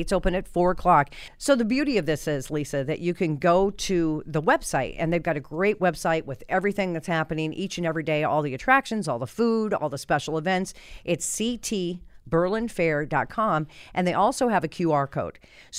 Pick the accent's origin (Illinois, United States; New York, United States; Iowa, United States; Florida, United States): Iowa, United States; now in Connecticut, United States; Because I grew up in Iowa, right?